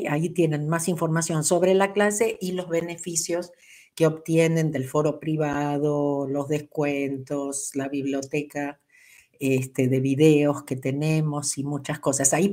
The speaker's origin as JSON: {"language": "Spanish", "country": "Mexico", "said": "Soy de México."}